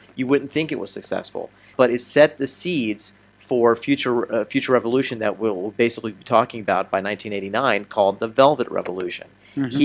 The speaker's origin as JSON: {"language": "English", "country": "United States", "moved": "as an adult", "lives_now": "Prague, Czech Republic", "said": "We're two American expats"}